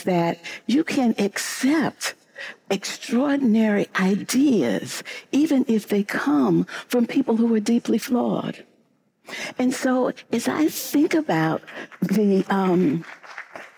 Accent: St. Louis, Missouri, United States; I grew up in St. Louis, Missouri

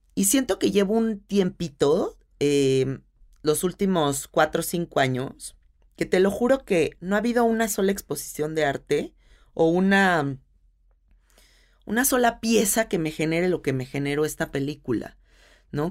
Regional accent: Mexico City, Mexico; una película que es tan de donde yo soy

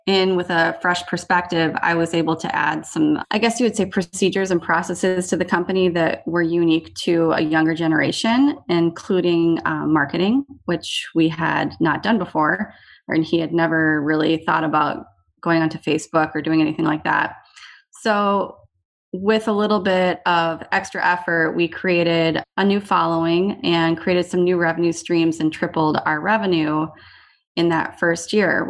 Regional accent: Eden Prairie, Minnesota, United States; moved away as an adult; also born or lived in Iowa; I grew up in Eden Prairie, Minnesota. I was there up until high school

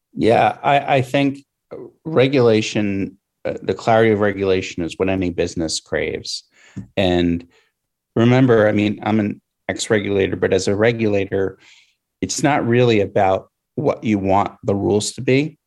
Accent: Pennsylvania, United States; my home state in Pennsylvania

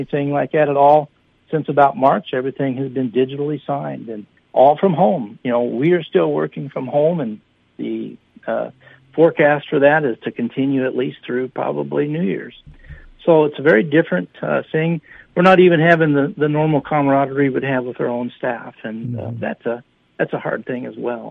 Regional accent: Minnesota, United States; being a Minnesotan

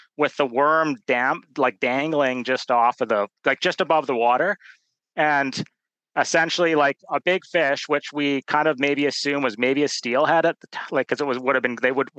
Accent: Vancouver, British Columbia, Canada; I was born in Vancouver, BC, 1979.

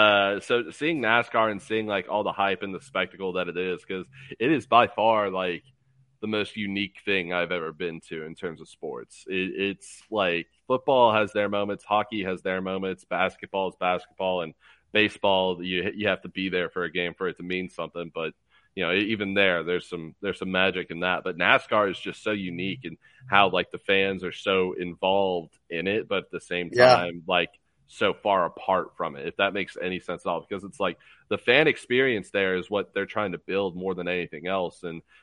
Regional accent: California, United States; so he raised me the right way, and I'm a Bay Area guy through and through.

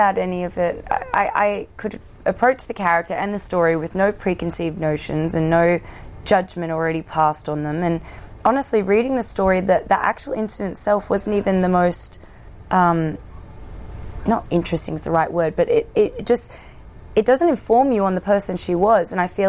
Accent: Australia; forget that I'm Australian.

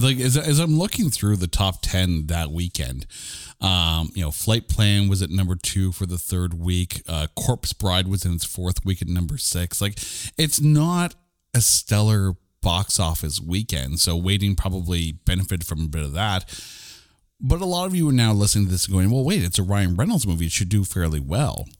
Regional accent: Canada; we're Canadian

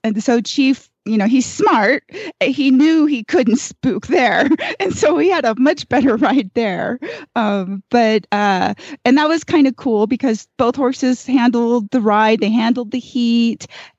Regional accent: Gardnerville, Nevada, United States; with … from Gardnerville, Nevada

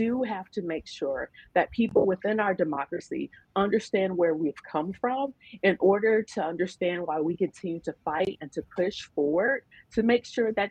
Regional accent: Nebraska, United States; I'm from Nebraska. That's where I was born. That's where I was raised.

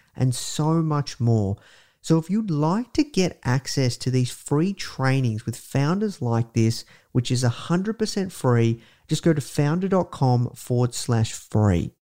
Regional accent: Australia; I'm from Australia

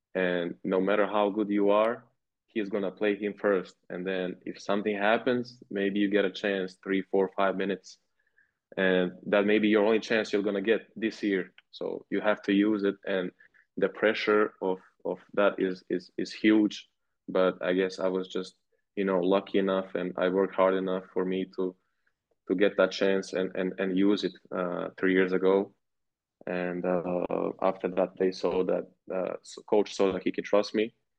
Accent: Montenegro; moved away as an adult; now in Ulm, Germany; I'm from Montenegro. Um, that's where I was born

